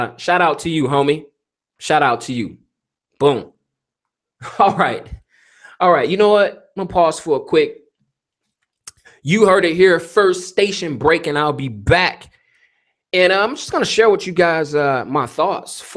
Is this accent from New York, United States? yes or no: no; Detroit, Michigan, United States; My hometown, Detroit